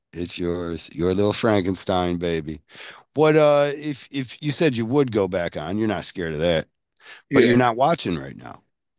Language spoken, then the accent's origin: English; Scotland, United Kingdom; I'm Scottish.